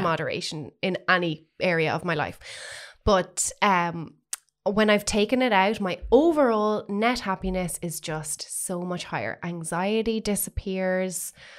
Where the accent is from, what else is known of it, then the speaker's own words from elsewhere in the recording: Waterford, Munster, Ireland; now in Dublin, Ireland; coming up to Dublin, w, having been from Waterford